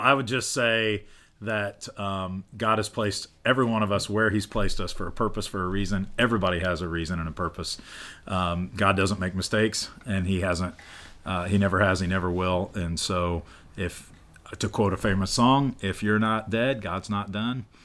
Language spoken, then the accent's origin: English; central Illinois, United States; I grew up in Illinois